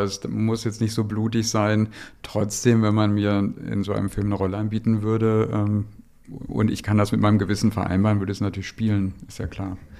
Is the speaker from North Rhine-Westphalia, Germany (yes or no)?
yes; Dortmund, North Rhine-Westphalia, Germany; moved away; in meiner Heimat dem Ruhrpott